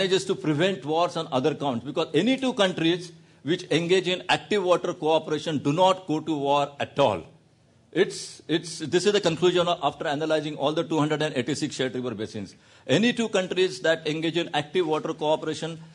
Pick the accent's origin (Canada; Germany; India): India; I'm an Indian